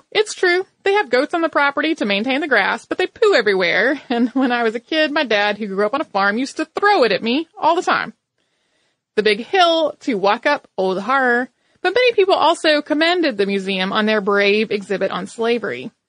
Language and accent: English; Bermuda; I grew up in Bermuda and spent a lot of time at the museum